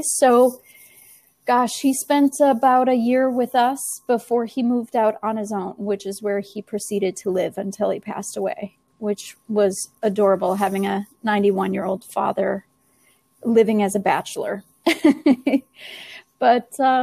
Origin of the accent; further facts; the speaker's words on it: Viroqua, Wisconsin, United States; my hometown here. That is Viroqua, Wisconsin